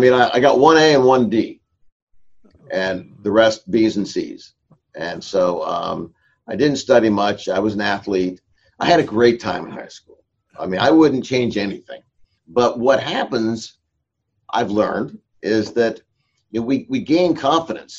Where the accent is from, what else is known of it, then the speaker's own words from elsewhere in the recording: Escondido, California, United States; also born or lived in Orange, California / Vista, California; we moved to Escondido in 1956, and that's where I grew up